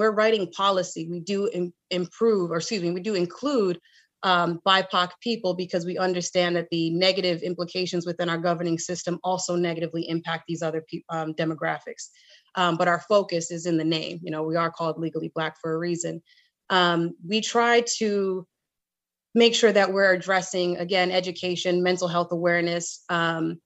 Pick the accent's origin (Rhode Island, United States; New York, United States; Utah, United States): Rhode Island, United States; my home state of Rhode Island